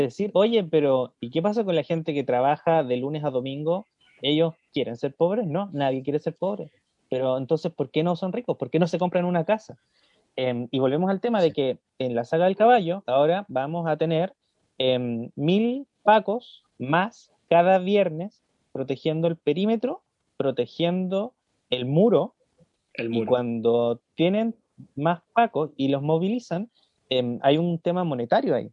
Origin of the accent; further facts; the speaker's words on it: Chile; first language Spanish; hablo español porque nací en Chile.